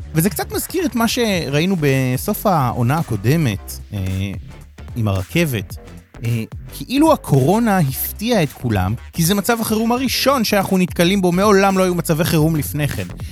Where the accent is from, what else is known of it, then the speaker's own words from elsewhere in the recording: Rehovot, Central District, Israel; אני יליד רחובות